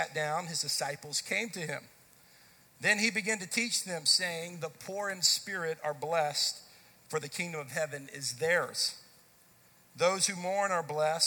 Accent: Dallas, Texas, United States; I grew up in the Dallas-Fort Worth area, grew up in the Dallas part of it

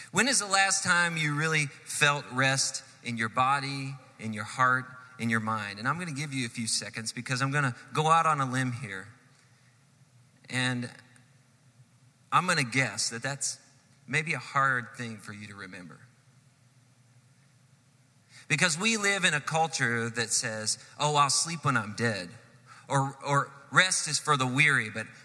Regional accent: Texas, United States; born there; All of my kids were born in Texas. I was born in Texas.

